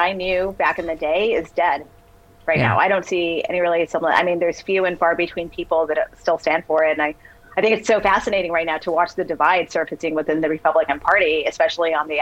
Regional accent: Texas, United States; I grew up in Texas

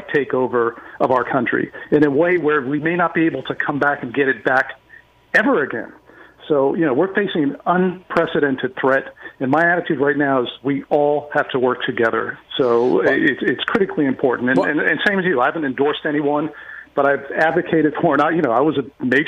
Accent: Beirut, Beirut Governorate, Lebanon; now in United States; I grew up, I'm an American, but I grew up in Beirut, Lebanon during the Civil War there.

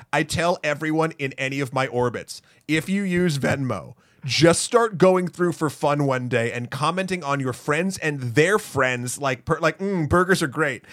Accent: Milford, New Hampshire, United States; now in New York, United States; my hometown, Milford, New Hampshire

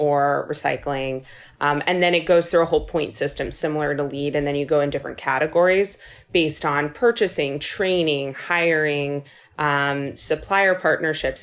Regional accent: Los Angeles, California, United States; now in New York, United States; born and raised in Los Angeles

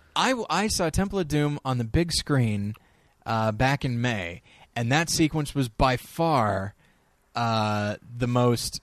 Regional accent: United States; as an American

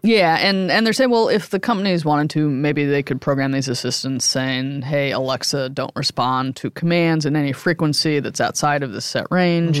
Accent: Midwest, United States; I grew up in the Midwest

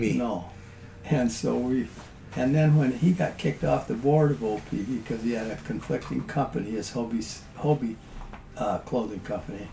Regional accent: South Dakota, United States; moved away; I was a guy from South Dakota

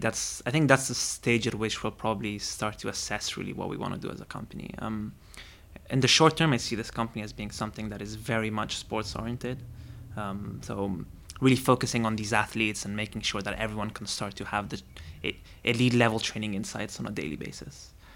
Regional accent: Rome, Lazio, Italy; I grew up in Rome and I wanted to be a football player

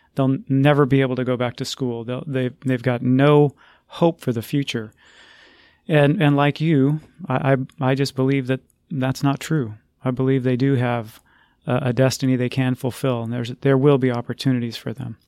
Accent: Texas, United States; my home state, the state of Texas

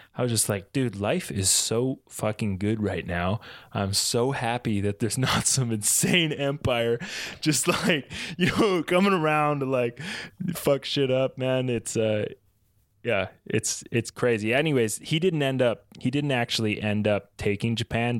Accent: East Coast of Canada, Atlantic Canada, Canada; I grew up in the East Coast

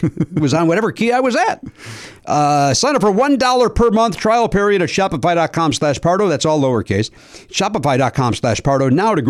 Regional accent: Oak Forest, Illinois, United States; I grew up in Oak Forest

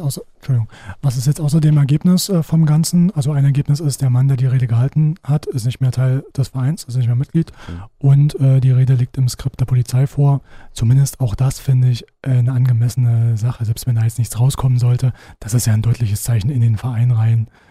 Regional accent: Halle, Saxony-Anhalt, Germany; Äh, ich komme ja aus Halle

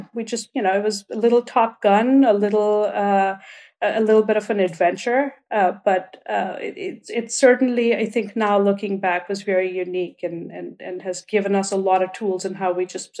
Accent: India; And even in India, I grew up in India.

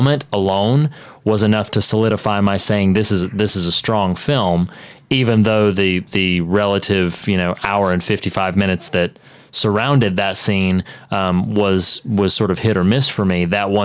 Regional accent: the South, United States; I'm from the South

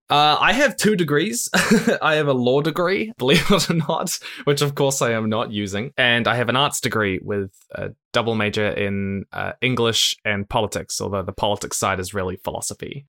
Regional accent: Christchurch, Canterbury, New Zealand; I was born in New Zealand, Christchurch, which is the other side of the world to basically everywhere in the world

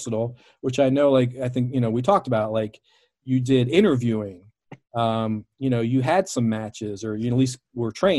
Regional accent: Baltimore, Maryland, United States; my hometown of Baltimore

